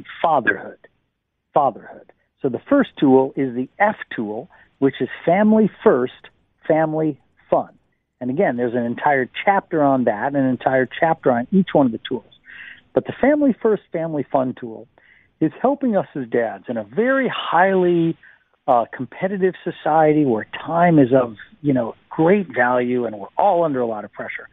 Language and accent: English; United States; moved away; the United States, my home country